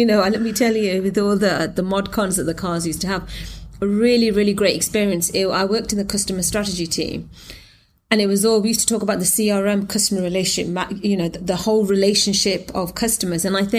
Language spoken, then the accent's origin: English; England, United Kingdom; Again, you know, as I was from England, it's, you know, the language is the same, the pound is the same, and all it is just a little bit of water between me and sort of England.